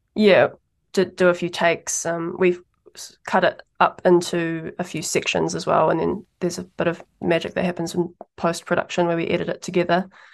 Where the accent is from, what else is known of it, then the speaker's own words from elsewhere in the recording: Taupō, Waikato, New Zealand; now in Wellington, New Zealand; I grew up in Taupō